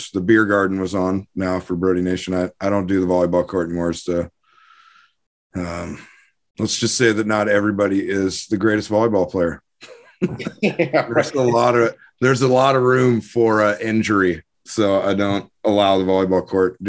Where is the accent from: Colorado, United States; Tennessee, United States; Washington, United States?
Washington, United States; Carnation; property I was born and raised on in Carnation, Washington, on the Tolt River.